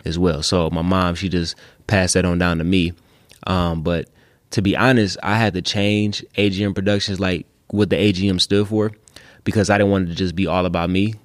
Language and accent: English; Detroit, Michigan, United States; west side of Detroit